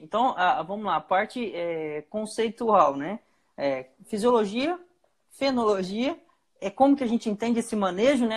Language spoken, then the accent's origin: Portuguese; Chupinguaia, Rondônia, Brazil; Eu sou de Chupinguaia